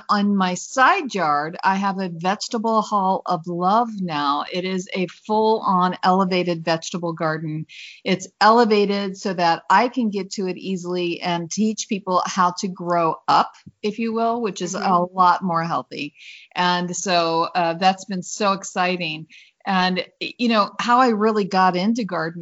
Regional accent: Indiana, United States; also born or lived in Illinois; now in Mesa, United States; I'm from Indiana. I grew up on a farm in Indiana and learned what hard work was

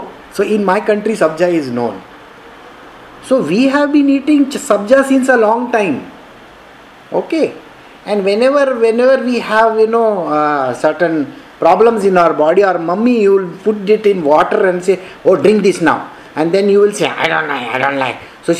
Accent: India; born there; I was born in India. So I am an Indian.

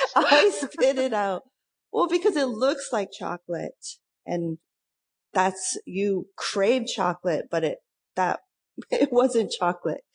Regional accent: Lindsay, Ontario, Canada; now in Toronto, Canada; I'm from Lindsay, which is a small town east

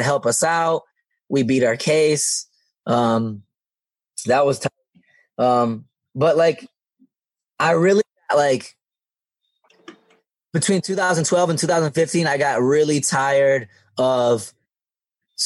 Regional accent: Detroit, Michigan, United States; also born or lived in East Lansing, Michigan; I live right next door to where I grew up in Southwest Detroit

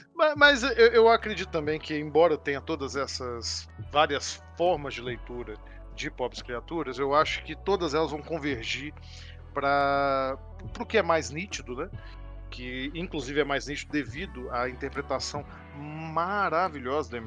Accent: Brazil; sendo artista no Brasil

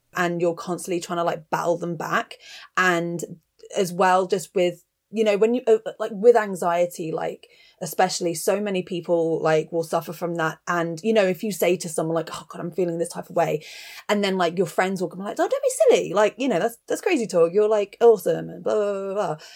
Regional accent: Bristol, South West England, United Kingdom; also born or lived in Cirencester; I spent the first ye-, eleven years of my life growing up in Bristol, which is a relatively big city in England

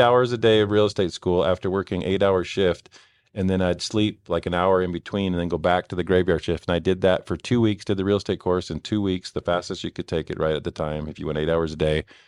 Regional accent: Bay Area, California, United States; moved away as an adult; also born or lived in Mexico; now in Utah, United States; Originally, um, from California, from the Bay Area

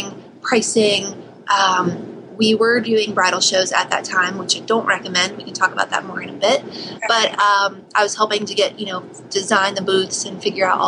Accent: West Virginia, United States; moved away; also born or lived in New Haven; I grew up in West Virginia

